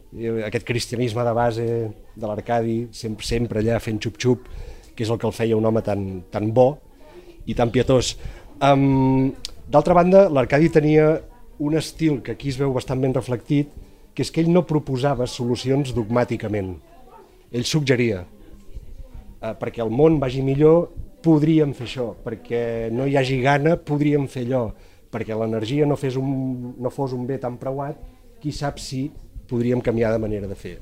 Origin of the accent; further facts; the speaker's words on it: Empordà, Catalonia, Spain; jo com a empordanès